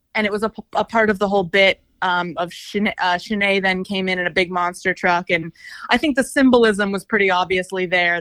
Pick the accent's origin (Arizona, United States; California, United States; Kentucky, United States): Arizona, United States; Scottsdale; I grew up in Scottsdale